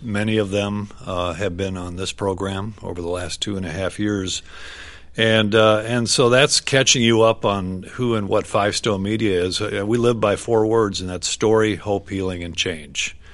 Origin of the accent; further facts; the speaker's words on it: White Bear Lake, Minnesota, United States; we grew up in White Bear Lake, Minnesota, suburban town